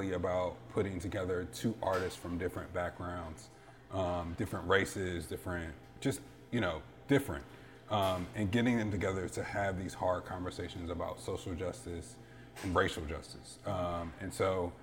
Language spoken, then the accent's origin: English; Philadelphia, Pennsylvania, United States; now in Richmond, United States; I grew up in Philadelphia